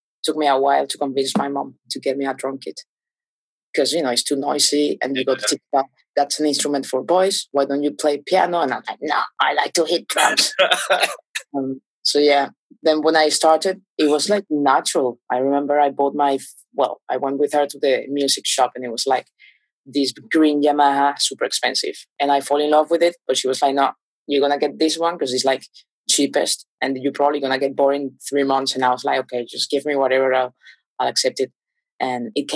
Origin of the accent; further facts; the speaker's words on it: Caracas, Capital District, Venezuela; English is a second language; moved away as an adult; also born or lived in Portugal; I was born in Caracas, in the capital